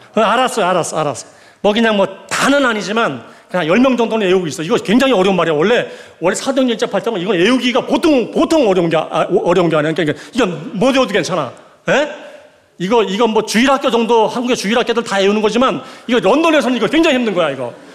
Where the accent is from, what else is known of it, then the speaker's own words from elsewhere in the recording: Gangwon, South Korea; 저는 강원도 출신인데